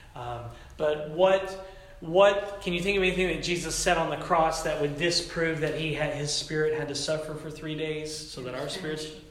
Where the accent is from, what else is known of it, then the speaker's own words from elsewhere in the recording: Tennessee, United States; moved away; growing up in the Pentecostal church in the South, back in Tennessee